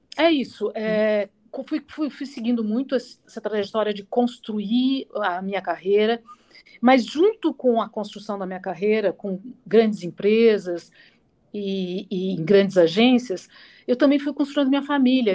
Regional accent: Pouso Alegre, Minas Gerais, Brazil; moved away as an adult; now in São Paulo, Brazil; eu sou mineira lá de Pouso Alegre, de Minas, né? É, sul de Minas, aliás, e cidade bacana, pequenininha, mas me formei, cresci lá, né? Até os 18 anos

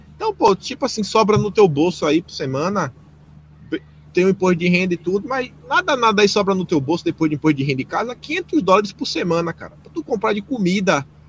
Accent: Feira de Santana, Bahia, Brazil; moved away as an adult; now in Australia; lá em Feira de Santana, na Bahia, eu cheguei a ganhar dinheiro uma época

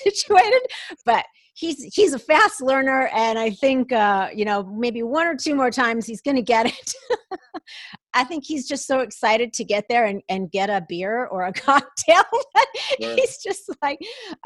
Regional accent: Minneapolis–Saint Paul, Minnesota, United States; moved away as an adult; also born or lived in Atlanta, Georgia; I was born and raised in the Twin Cities in Minnesota

